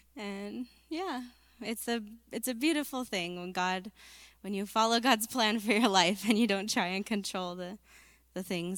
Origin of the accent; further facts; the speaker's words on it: Northern California, United States; moved away as an adult; now in Albania; I was born and raised here in California.